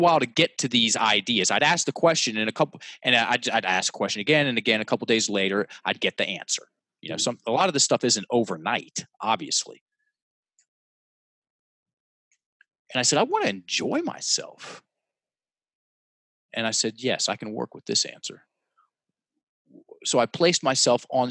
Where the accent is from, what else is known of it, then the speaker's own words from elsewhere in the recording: Richmond, Virginia, United States; In my hometown, on the red dot in the most prestigious theater in Richmond